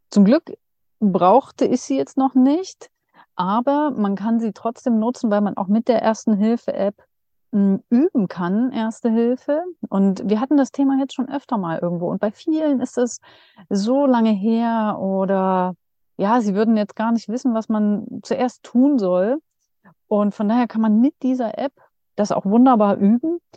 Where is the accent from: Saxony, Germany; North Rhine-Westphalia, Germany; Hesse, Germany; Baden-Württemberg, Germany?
Saxony, Germany; Dresden; also in Dresden, weil das hier meine Heimat ist.